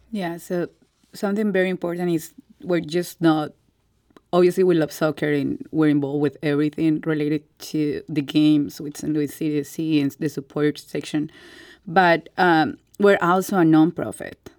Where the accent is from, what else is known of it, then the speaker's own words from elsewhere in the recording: Colombia; English is a second language; moved away as an adult; now in St. Louis, United States; I was born and raised in Colombia